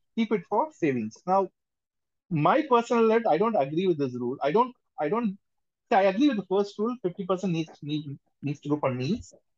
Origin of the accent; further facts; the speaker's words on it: India; we are all from India